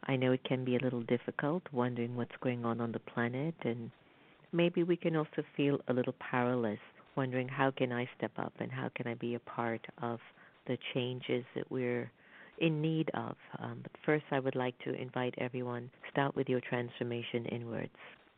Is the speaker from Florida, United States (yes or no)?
yes; Florida, United States; I'm from South Florida, too, and I remembered when that rush of immigrants from Haiti, from Cuba, when they were all coming